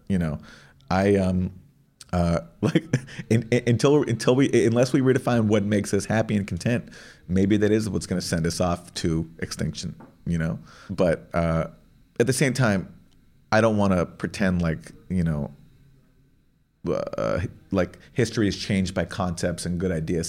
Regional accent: Canada; I'm from Canada

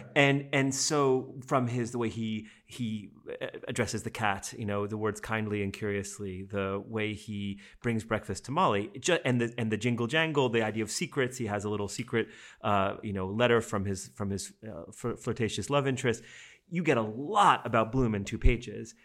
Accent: United States; I say this as an American

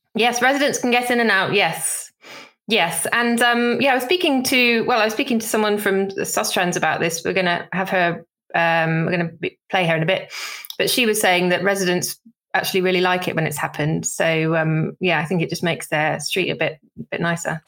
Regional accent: Somerset, South West England, United Kingdom; growing up in Somerset, you basically have to learn to drive

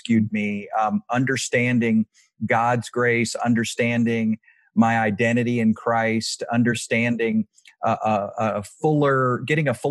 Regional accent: Virginia, United States; now in Texas, United States; I grew up in Virginia, but I really, really love Texas, and I identify now as a Texan for sure.

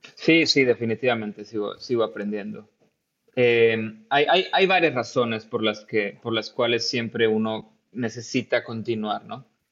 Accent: Tampico, Tamaulipas, Mexico; moved away as an adult; also born or lived in India / California, United States; now in Germany; yo soy de Tampico y, estuve ahí pues casi toda, toda, eh, todo mi tiempo de estudiante

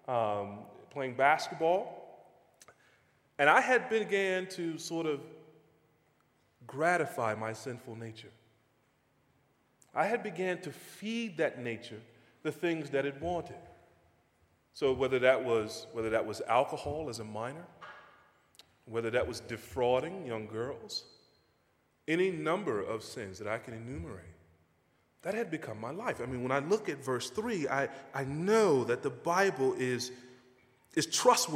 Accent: North Carolina, United States; moved away; I grew up in a small town in North Carolina.

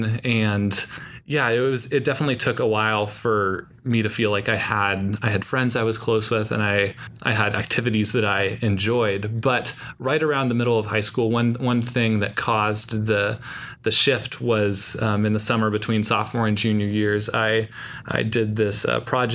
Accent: Davis, California, United States; also born or lived in San Francisco, California; Then we moved to Davis, California, which is just about an hour and a half or 2 hours away from here, from Santa Clara. And that's where I went to school, where I grew up

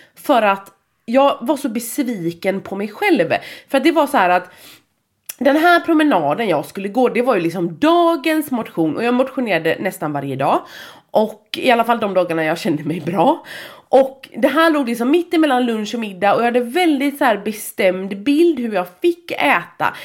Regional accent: Gothenburg, Västra Götaland, Sweden; accent: grov göteborgska (broad Gothenburg dialect); Jag pratar grov göteborgska

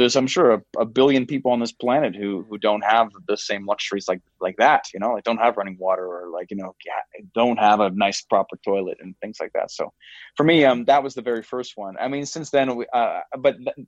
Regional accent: Canada; I'm Canadian

